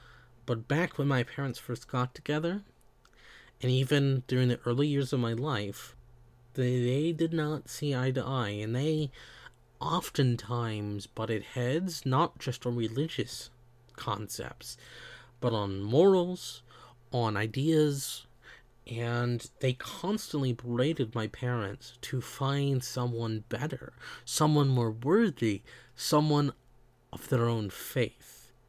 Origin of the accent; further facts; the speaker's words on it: the South, United States; I grew up in the South, in the United States. I have certain things that are symbolic of my upbringing, but I don't act like every other Southerner